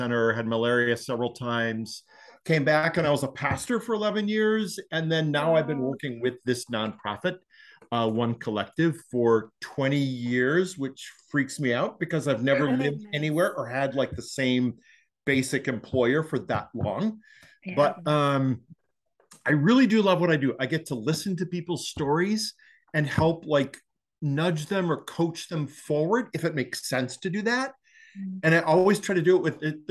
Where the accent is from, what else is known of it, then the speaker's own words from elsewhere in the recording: Wisconsin, United States; now in Northern Illinois, United States; I am from Wisconsin